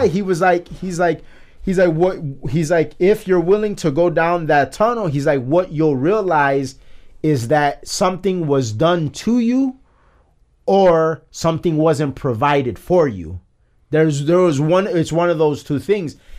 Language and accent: English; United States; as an American